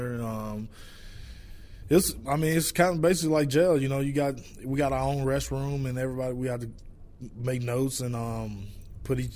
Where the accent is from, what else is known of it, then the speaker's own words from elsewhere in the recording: Batesville, Mississippi, United States; I'm from Mississippi